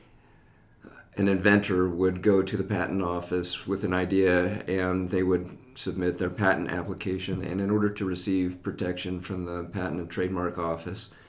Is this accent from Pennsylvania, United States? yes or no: no; West Valley City, Utah, United States; moved away as an adult; also born or lived in Texas; I grew up in West Valley, and when we moved back to Utah, we moved back to West Valley.